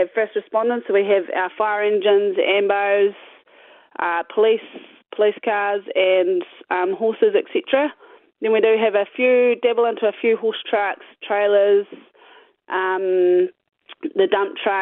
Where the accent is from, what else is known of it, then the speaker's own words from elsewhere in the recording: Maniototo, Paerau Valley, Lammermoor, Otago, New Zealand; also born or lived in Dunedin; I grew up in the Maniatoto, up in the Pairau Valley, best known as the Sticks, at Lammermoor with my parents and two younger brothers